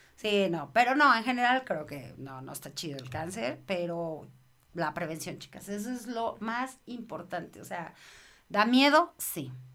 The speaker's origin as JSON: {"language": "Spanish", "country": "Mexico", "said": "soy mamá mexicana"}